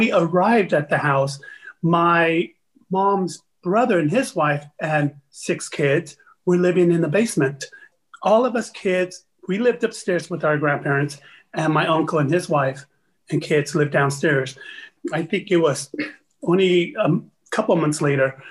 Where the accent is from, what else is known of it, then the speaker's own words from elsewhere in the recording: Utah, United States; also born or lived in Tonga; growing up in Utah, it was hard. My parents didn't speak English